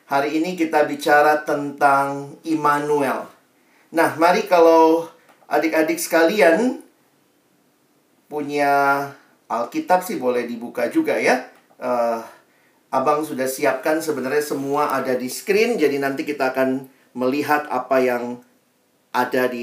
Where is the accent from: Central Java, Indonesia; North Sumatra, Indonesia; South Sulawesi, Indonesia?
South Sulawesi, Indonesia; Makassar; Saya alumni dari SMA Negeri 1 di Makassar ya, bukan di Medan dan sekitarnya.